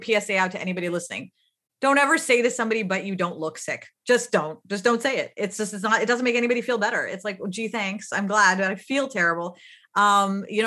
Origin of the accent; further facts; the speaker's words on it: Pakistan; moved away; also born or lived in United States; I grew up in Pakistan